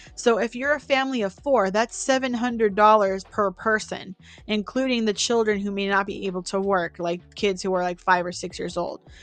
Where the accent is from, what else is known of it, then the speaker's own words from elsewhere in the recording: Bay Area, California, United States; also born or lived in Central Valley, California; I came from the Bay Area.